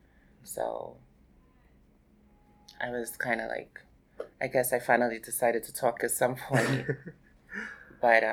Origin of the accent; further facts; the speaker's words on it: New York City, New York, United States; also born or lived in Boston, Massachusetts / New Jersey; I basically grew up here in Brooklyn, New York, and New Jersey, actually, at a young age